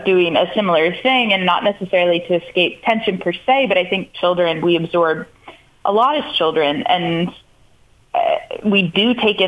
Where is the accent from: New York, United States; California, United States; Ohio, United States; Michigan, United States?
New York, United States; Canton; now in New York City, United States; growing up in Canton with the Dairy Princess Parade